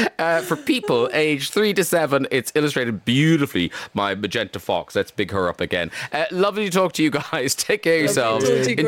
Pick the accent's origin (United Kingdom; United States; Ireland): Ireland; I'm from Ireland